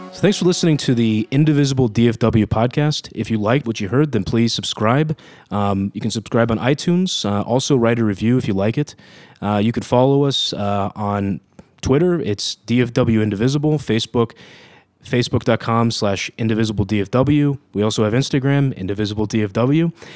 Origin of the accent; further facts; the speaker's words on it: Ohio, United States; I'm from Ohio